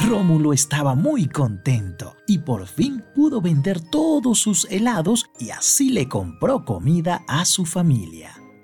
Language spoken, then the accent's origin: Spanish; Venezuela; quienes nacimos en Venezuela